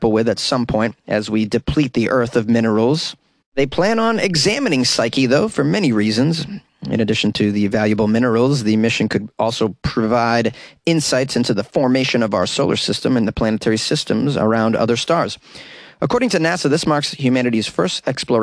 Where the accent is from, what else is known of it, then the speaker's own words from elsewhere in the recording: Massachusetts, United States; Massachusetts, my home state